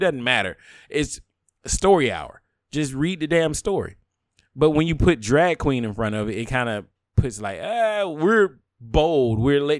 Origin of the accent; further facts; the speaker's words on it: the South, United States; But I'm a bigot from the South.